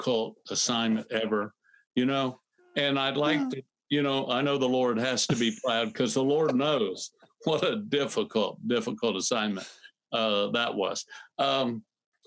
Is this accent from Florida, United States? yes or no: yes; Fort Myers, Florida, United States; I went back to my hometown to pastor, my hometown, Fort Myers, Florida.